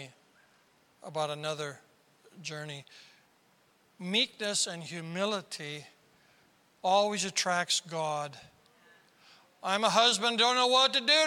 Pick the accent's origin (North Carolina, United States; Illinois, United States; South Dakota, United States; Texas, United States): South Dakota, United States; I'm from South Dakota.